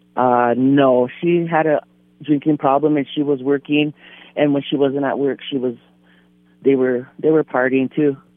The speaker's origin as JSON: {"language": "English", "area": "Standing Rock / Fort Berthold", "region": "North Dakota", "country": "United States", "tie": "born or raised there", "also_born_or_lived": "White Shield, North Dakota", "said": "I was born and raised um, Standing Rock. Um, I'm from Fort Berthold. That's um, up north, Newtown, White Shield. I'm from White Shield."}